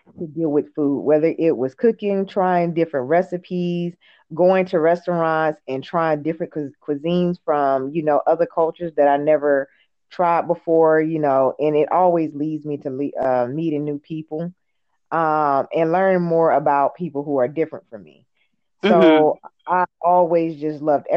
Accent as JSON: {"language": "English", "town": "Hinesville", "region": "Georgia", "country": "United States", "also_born_or_lived": "Perry, Georgia", "moved": "as an adult", "lives_now": "Los Angeles, United States", "said": "I'm originally from Hinesville, Georgia"}